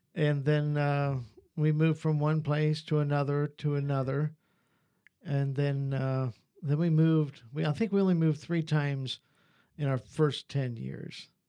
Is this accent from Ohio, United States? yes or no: yes; Ohio, United States; born or raised there; moved away as an adult; also born or lived in North Carolina / Virginia / West Virginia